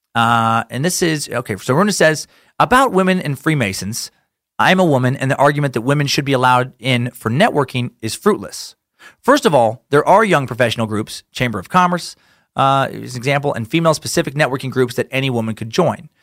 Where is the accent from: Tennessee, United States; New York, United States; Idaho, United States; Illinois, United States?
Idaho, United States; my home state